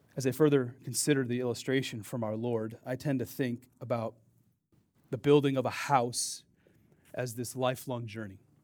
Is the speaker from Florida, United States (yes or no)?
no; Dubuque, Iowa, United States; I grew up on the Mississippi River, right? Dubuque, Iowa.